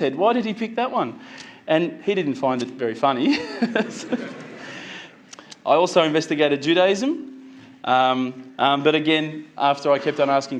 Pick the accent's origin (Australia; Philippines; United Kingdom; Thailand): Australia; as an Aussie